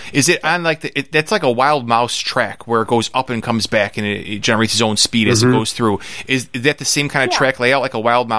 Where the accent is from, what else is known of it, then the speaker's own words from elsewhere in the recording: United States; we're American.